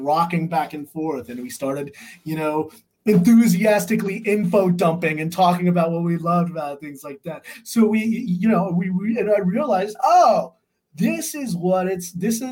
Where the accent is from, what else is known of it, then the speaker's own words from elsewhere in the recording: California, United States; moved away as an adult; also born or lived in North Carolina; I grew up in California